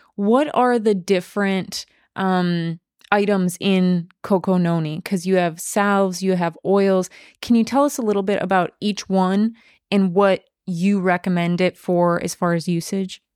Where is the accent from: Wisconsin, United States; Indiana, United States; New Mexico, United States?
Wisconsin, United States; western; I'm from Wisconsin, in western Wisconsin, we have a lot of Amish